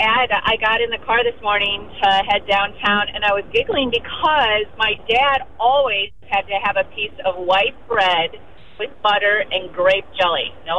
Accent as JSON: {"language": "English", "region": "Wisconsin", "country": "United States", "said": "I'm from Wisconsin."}